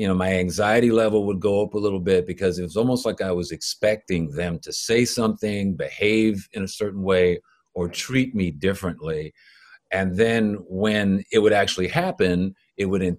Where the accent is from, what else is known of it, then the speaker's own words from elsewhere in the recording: Los Angeles, California, United States; when I grew up in Los Angeles